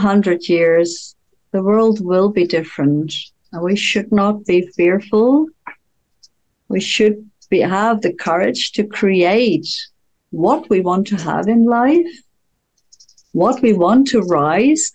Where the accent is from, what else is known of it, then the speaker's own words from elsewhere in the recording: Netherlands; I'm from Holland.